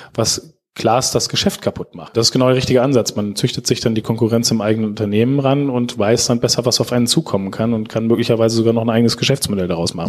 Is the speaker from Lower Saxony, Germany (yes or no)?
yes; Schaumburg, Lower Saxony, Germany; moved away as an adult; now in Osnabrück, Germany; Ich komme selber aus Schaumburg, einem ganz kleinen Landkreis